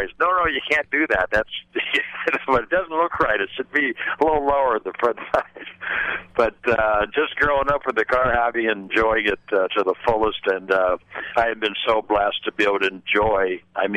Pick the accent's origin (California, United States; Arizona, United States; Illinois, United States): California, United States; Pasadena; I was born in Pasadena, California